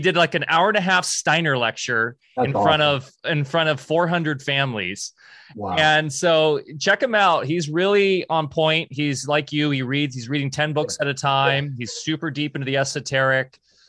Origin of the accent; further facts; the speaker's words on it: Yorba Linda, California, United States; I grew up down there, and it's crazy how much it's. I grew up in Orange, Southern, like Yorba Linda.